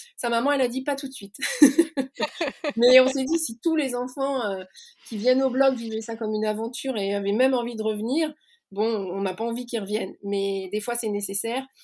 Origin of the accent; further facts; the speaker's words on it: Lannion, Brittany, France; also born or lived in Paris; now in Rennes, France; je suis née à Lannion, euh, en plein cœur du Granit Rose, qui est une région euh, qui m'est chère. Et puis j'ai grandi euh, en Bretagne